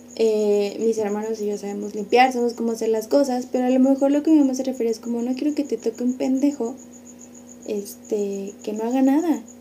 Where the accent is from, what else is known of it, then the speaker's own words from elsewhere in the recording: San Luis Potosí, Mexico; somos de San Luis